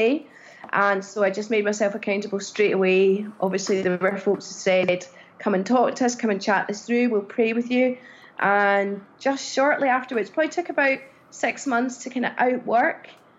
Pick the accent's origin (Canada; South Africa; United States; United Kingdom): United Kingdom; Glasgow, Scotland; also born or lived in Edinburgh / Cardiff, Wales; My significant growing up years were in Glasgow.